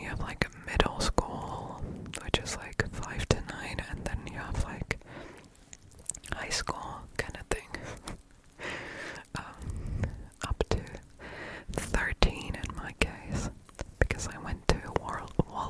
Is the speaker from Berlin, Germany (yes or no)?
no; Stuttgart, Baden-Württemberg, Germany; first language German; English is a second language; I am German, born and raised in Stuttgart